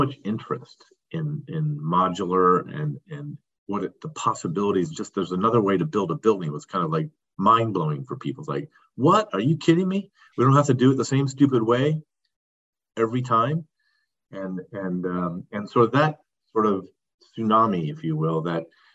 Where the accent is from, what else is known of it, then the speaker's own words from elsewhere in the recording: Palo Alto, California, United States; I grew up in Palo Alto, California